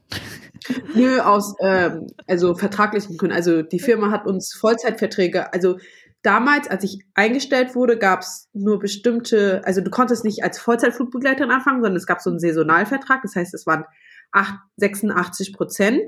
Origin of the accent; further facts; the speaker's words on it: Frankfurt, Hesse, Germany; moved away as an adult; now in Vienna, Austria; wohne in Wien, aber meine Base sozusagen, also da, wo ich immer anfange zu arbeiten, ist München und bin eigentlich Frankfurterin